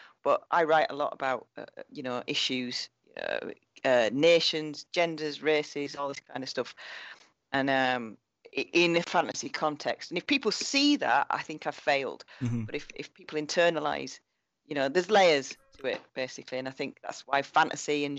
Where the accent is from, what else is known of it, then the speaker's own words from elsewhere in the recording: Bradford, Yorkshire and the Humber, United Kingdom; Big Polish community where I grew up in Bradford.